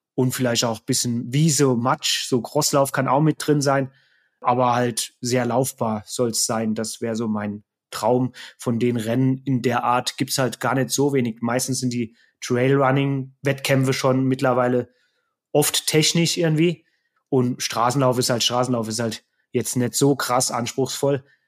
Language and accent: German; Saarland, Germany; also born or lived in Neunkirchen, Germany / Frankfurt, Germany / Offenbach, Germany; now in Inzell, Germany; ich komme eigentlich ursprünglich aus dem Saarland, habe länger in Hessen in Frankfurt gewohnt und Offenbach